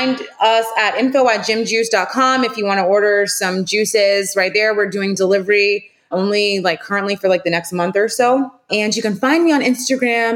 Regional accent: Charleston, United States; now we do deliveries. So anywhere locally, Charleston, we're delivering

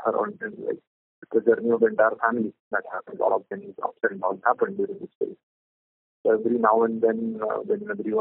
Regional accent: Delhi, India; We are from Delhi.

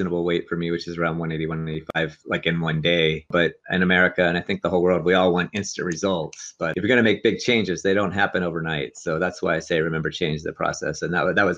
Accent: near Pittsburgh, Pennsylvania, United States; now in Los Angeles, United States; I grew up near Pittsburgh

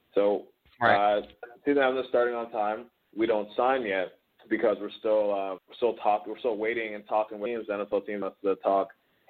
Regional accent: Toronto, Ontario, Canada; also born or lived in Cambridge, Ontario; I'm originally from Toronto. And then my family moved about an hour west to Cambridge, but originally from Toronto

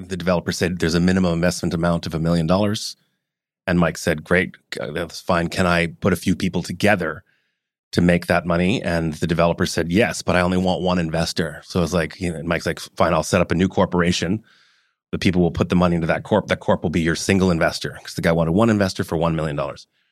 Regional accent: Vancouver, British Columbia, Canada; also born or lived in Hong Kong / Calgary; Raised around town, went to High school in Vancouver, lived in Calgary as a kid, born in Hong Kong

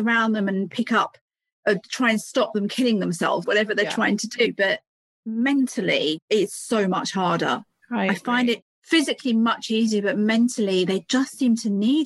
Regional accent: United Kingdom; You probably hear from my accent, I'm from the UK. I live just between London and Cambridge, if anybody knows England.

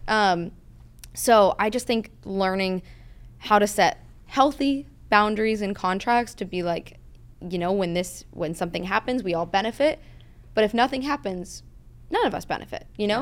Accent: outside of New York City, New Jersey, United States; now in California, United States; I grew up outside of New York City

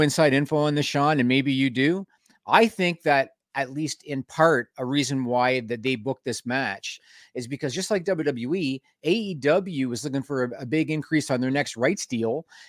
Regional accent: Canada; We're Canadian. You're supposed to be ready for that weather.

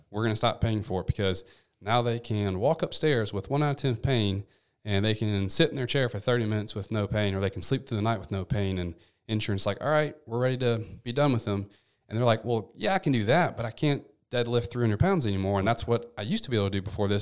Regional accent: Memphis, Tennessee, United States; also born or lived in Seattle; I'm from Memphis, born and raised, nine oh one

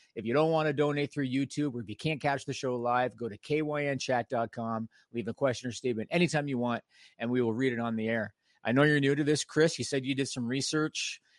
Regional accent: Canada; I'm Canadian

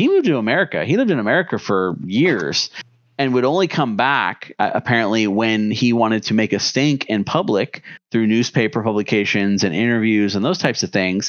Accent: United States; we're from the United States, right? We're an American

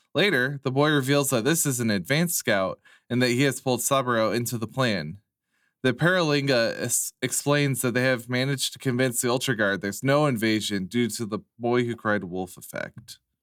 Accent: United States

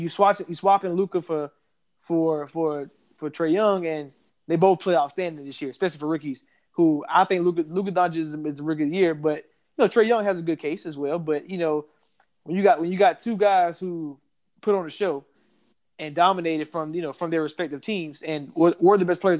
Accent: Georgia, United States; But you know and I know we don't believe in the Atlanta sports teams, even though we are from Georgia.

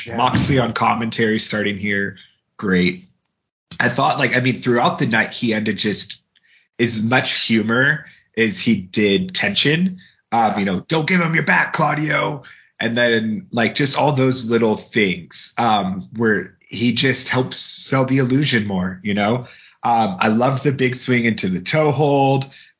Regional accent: Seattle, Washington, United States; moved away as an adult; I am from Seattle, so you know, I moved away in December

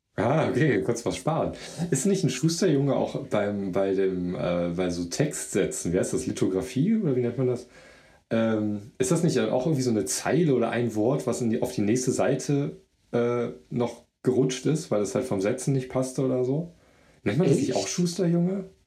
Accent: Mönchengladbach, North Rhine-Westphalia, Germany; also ich bin ja in Gladbach groß geworden, Mönchengladbach

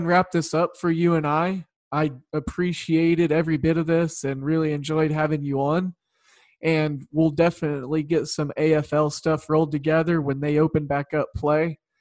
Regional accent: Oklahoma, United States; I grew up in Oklahoma

